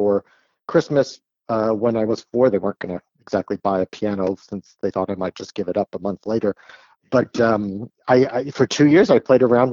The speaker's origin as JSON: {"language": "English", "town": "San Jose", "region": "California", "country": "United States", "tie": "born or raised there", "said": "I am from the Bay Area. I'm from California. I grew up in San Jose, which is actually the city I still live"}